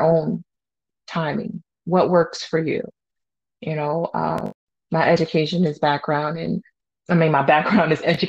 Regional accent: United States; I'm an American

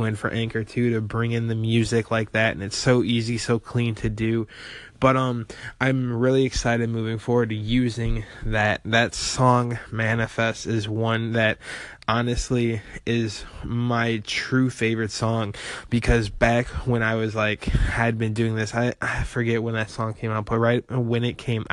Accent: rural Illinois, United States; moved away; I was your average 19-year-old in a small town in rural Illinois

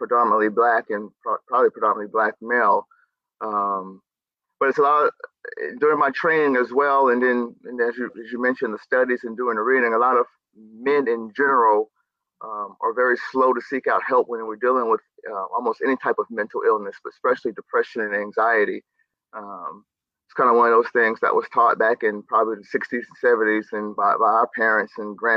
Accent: near Wilmington, North Carolina, United States; moved away as an adult; now in St. Louis, United States; I'm originally born and raised in North Carolina, grew up near the coast. The nearest biggest city people would know is Wilmington, North Carolina. But I grew up in a very rural country area.

